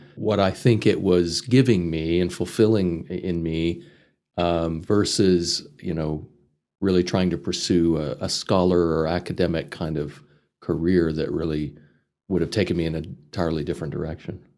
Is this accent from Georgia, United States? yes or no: no; Amarillo, Texas, United States; moved away as an adult; also born or lived in Chicago; I grew up in this area. I was born in Amarillo